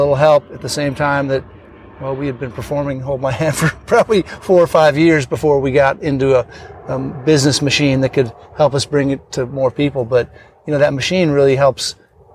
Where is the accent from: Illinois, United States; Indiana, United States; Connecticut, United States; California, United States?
Illinois, United States; Northern; I grew up in Northern Illinois